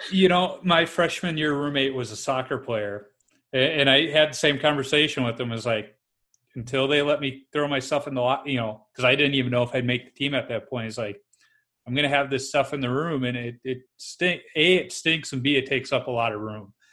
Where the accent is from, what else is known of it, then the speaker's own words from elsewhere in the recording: Chicago, Illinois, United States; I grew up in Chicago where we had association hockey